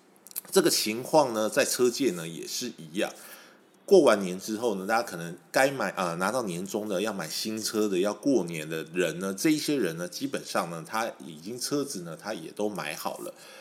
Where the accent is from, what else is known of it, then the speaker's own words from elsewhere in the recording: Taiwan; 我们台湾人都有个习俗，就是说鬼月的时候，我们不喜欢买车